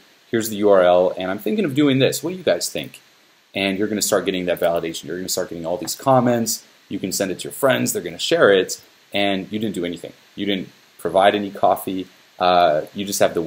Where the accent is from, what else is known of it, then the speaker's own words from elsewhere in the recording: Switzerland; moved away as an adult; now in Los Angeles, United States; I'm from Switzerland, moved to Los Angeles